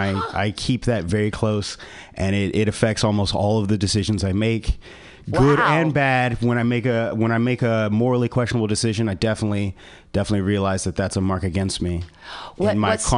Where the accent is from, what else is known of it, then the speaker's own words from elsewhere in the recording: Memphis, Tennessee, United States; Let me start with, I'm from the South. {S4} Oh. {S6} From Memphis, Tennessee.